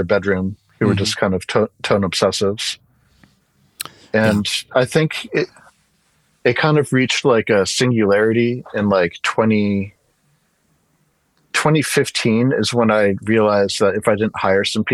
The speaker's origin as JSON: {"language": "English", "town": "Storrs", "region": "Connecticut", "country": "United States", "tie": "born or raised there", "moved": "yes", "lives_now": "Portland, United States", "said": "Storrs, Connecticut, which is where Yukon is, which is like a small town. My dad was a professor of microbiology there"}